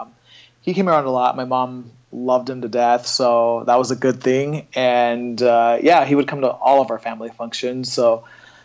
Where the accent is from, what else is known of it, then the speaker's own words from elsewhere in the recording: Orange County, California, United States; moved away as an adult; now in San Francisco, United States; growing up in Orange County